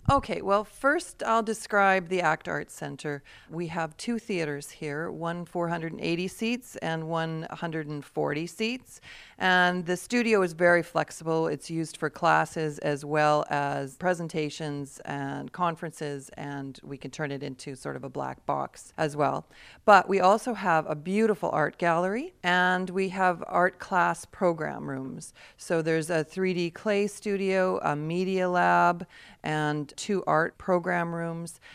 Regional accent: Peace River, Alberta, Canada; I grew up in Peace River, Alberta

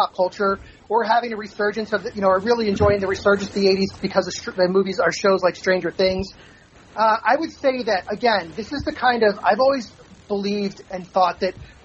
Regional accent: Baltimore, Maryland, United States; moved away as an adult; now in Florida, United States; born and raised in Baltimore and moved to Florida years ago

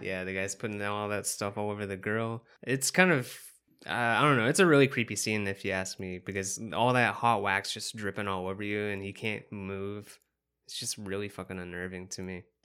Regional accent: the South, United States; accent: some southernness; I'm from the South also

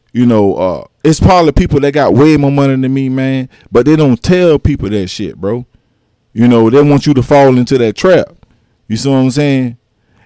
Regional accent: Allendale, South Carolina, United States; I'm from Allendale, South Carolina

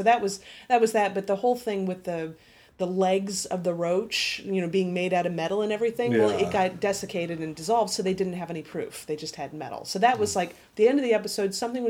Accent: Florida, United States; Growing up in Florida

